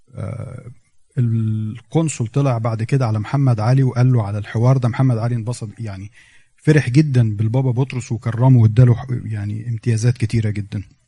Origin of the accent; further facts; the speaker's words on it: Egypt; إحنا عندنا في مصر